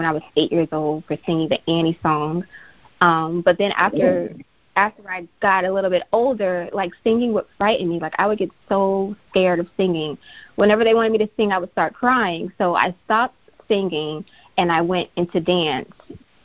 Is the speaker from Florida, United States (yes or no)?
yes; Miami, Florida, United States; I'm from Miami, Florida, born and raised